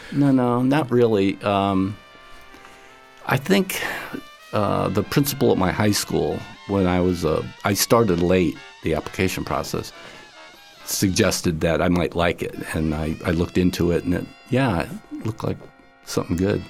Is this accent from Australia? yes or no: no; upstate New York, United States; I grew up in the, uh, sixties in, uh, upstate New York